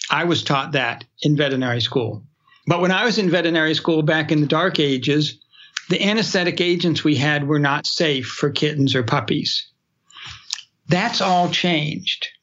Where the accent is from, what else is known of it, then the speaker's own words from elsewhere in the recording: New Hampshire, United States; I grew up in New Hampshire